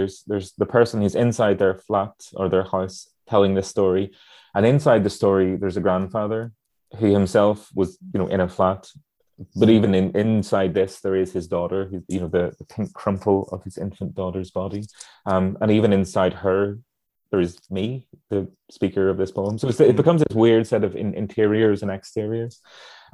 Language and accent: English; Northern Ireland, United Kingdom; places I grew up in here in Northern Ireland